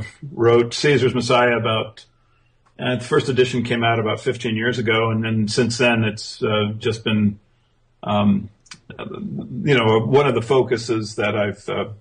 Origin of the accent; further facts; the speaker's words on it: Japan; And I grew up in Japan.